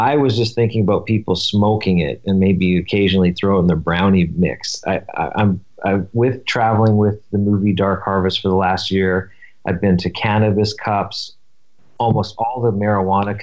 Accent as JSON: {"language": "English", "town": "Vancouver", "region": "British Columbia", "country": "Canada", "tie": "born or raised there", "moved": "yes", "lives_now": "Silver Lake, Los Angeles, United States", "said": "So I grew up in Vancouver, and it was a very hippie"}